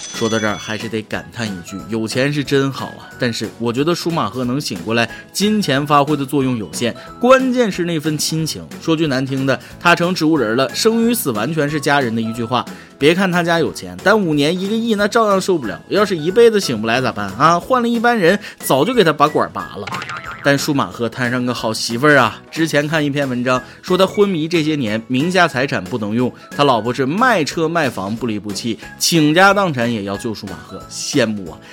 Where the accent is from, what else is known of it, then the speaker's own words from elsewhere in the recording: China; 我们中国人民